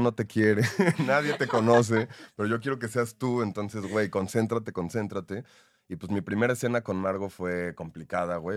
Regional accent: Mexico; En mi país es complicado. En México

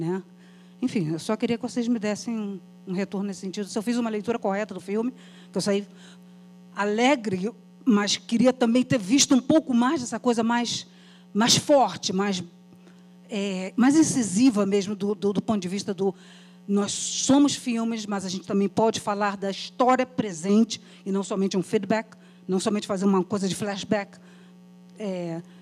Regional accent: Brazil; E eu, enquanto brasileira, professora, 40 anos dentro né, do magistério

